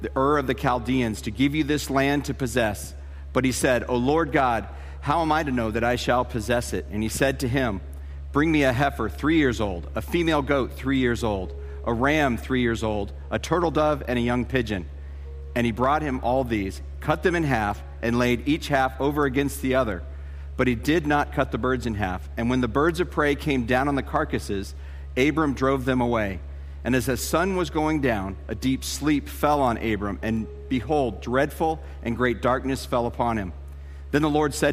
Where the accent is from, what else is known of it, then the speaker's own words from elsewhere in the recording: Tucson, Arizona, United States; moved away as an adult; also born or lived in Colorado Springs, Colorado / Dallas, Texas / Denver, Colorado; I grew up in Tucson, Arizona, and I moved from there. I went to high school there, and then I went to college there